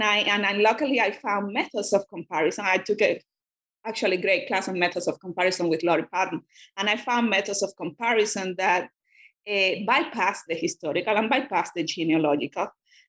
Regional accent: Cuba; first language Spanish; English is a second language; I'm a Spanish speaker, and I grew up in Cuba, and it happened to be that in communist Cuba, when I was a student, those readings were forbidden

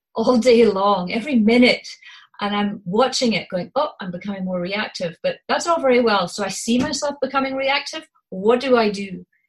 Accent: Scotland, United Kingdom; accent: Scottish; my Scottish accent

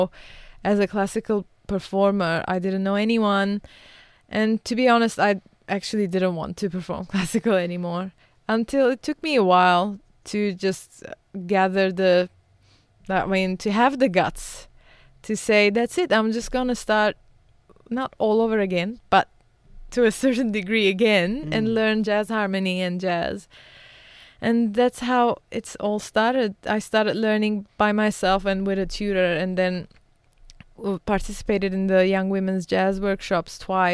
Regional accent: Beirut, Beirut Governorate, Lebanon; I was born in Beirut, as I mentioned, and I was born during the war.

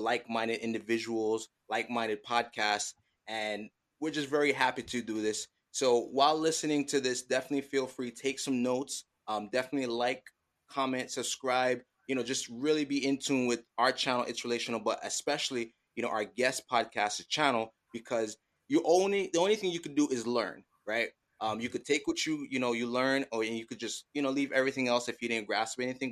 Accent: Jamaica; We are Jamaican

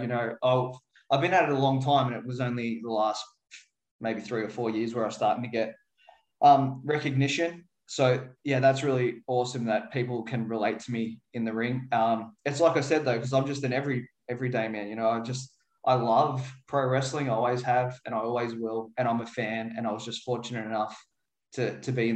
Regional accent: Werribee, Victoria, Australia; growing up in Werribee, it's really working class, lower social economical sort

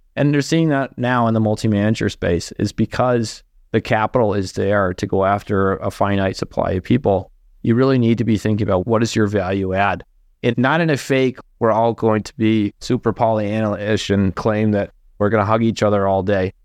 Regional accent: East Coast, United States; now in Minnesota, United States; an East Coast person married to someone from Minnesota

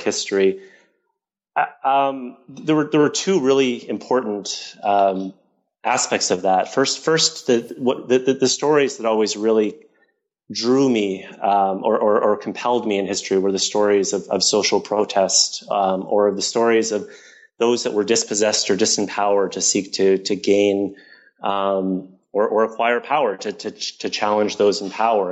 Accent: Toronto, Ontario, Canada; I grew up in Toronto

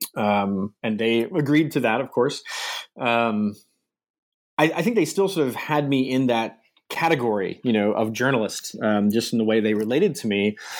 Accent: coastal Virginia, United States; moved away as an adult; also born or lived in Michigan; I grew up in Virginia, uh, uh, in the U.S., uh, sort of coastal Virginia area, Chesapeake Bay

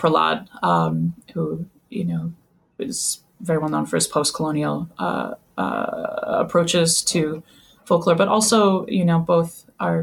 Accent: Wisconsin, United States; moved away as an adult; also born or lived in Madison; When I was growing up in Wisconsin, we listened to Down Home Dairyland

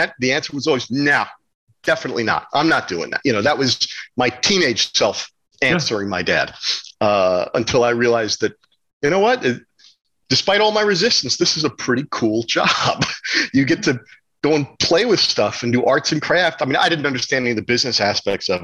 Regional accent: New Jersey, United States; moved away; also born or lived in Manhattan, New York City; I was born in Manhattan, and we lived there until I was about 6 or 7 years old. Then we moved to New Jersey

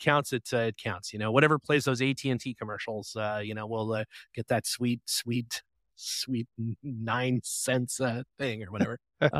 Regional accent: Canada; moved away; my hometown of Canada.

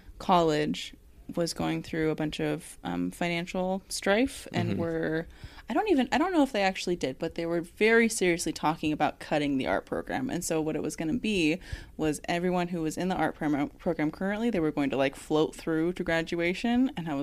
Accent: Dallas, Oregon, United States; I'm new to the ward. I'm new to the area. Going to school, going for art, blah, blah, blah. I'm from Dallas, Oregon. I'm here now.

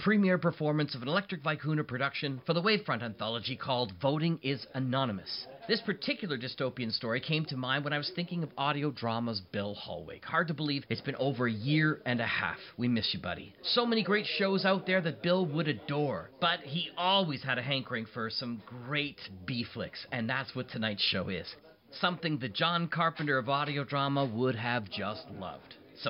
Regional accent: Canada; I'm Canadian.

